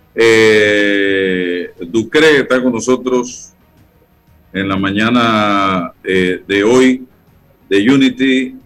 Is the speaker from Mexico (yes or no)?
no; Panama; yo soy un ciudadano de la República